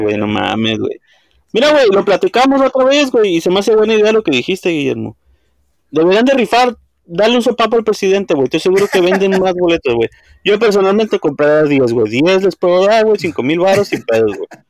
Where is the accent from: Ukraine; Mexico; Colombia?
Mexico